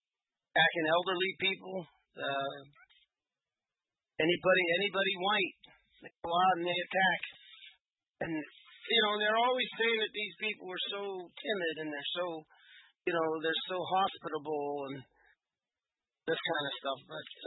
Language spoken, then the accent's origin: English; England, United Kingdom; I am an Englishman